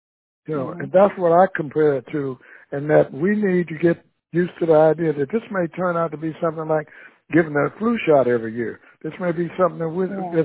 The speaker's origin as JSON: {"language": "English", "town": "Columbus", "region": "Ohio", "country": "United States", "tie": "born or raised there", "moved": "yes", "lives_now": "Yucca Valley, United States", "said": "I grew up with Nancy in Columbus, Ohio"}